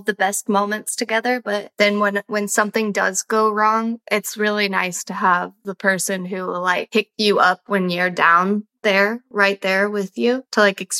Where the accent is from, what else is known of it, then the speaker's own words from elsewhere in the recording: Kansas City, Missouri, United States; now in Brooklyn, United States; Kansas City, which is my hometown